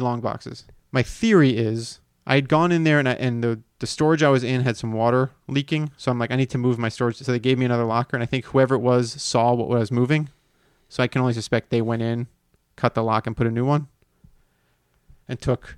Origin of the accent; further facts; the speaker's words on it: Miami, Florida, United States; moved away; I grew up in Miami